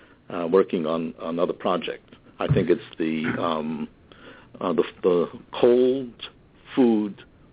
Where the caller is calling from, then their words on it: Merrick, New York, United States; Yes, I'm calling from Merick, Long Island